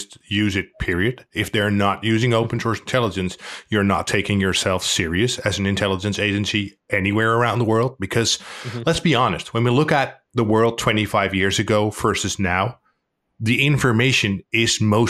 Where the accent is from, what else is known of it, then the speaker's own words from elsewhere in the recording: Netherlands; I'm from the Netherlands.